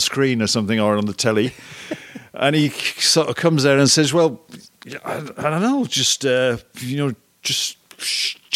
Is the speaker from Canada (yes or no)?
no; England, United Kingdom; moved away as an adult; also born or lived in France; now in United States; I'm English